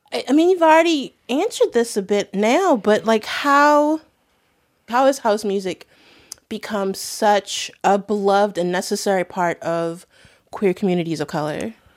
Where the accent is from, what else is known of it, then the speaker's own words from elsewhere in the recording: Baltimore, Maryland, United States; I grew up in Baltimore in the nineties